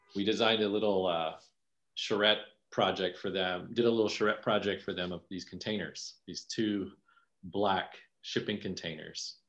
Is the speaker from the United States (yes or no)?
yes; Falls Church, Virginia, United States; moved away as an adult; also born or lived in New York City / Philippines (parents); now in Delaware County, Pennsylvania, United States; I'm from Falls Church, Virginia. It's like mm-hmm. pretty close to DC